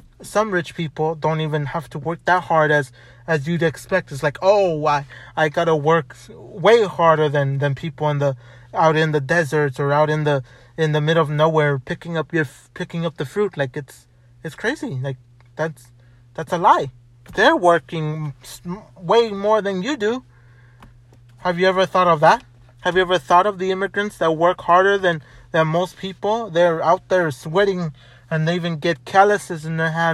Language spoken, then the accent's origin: English; United States; I'm an American. I was born here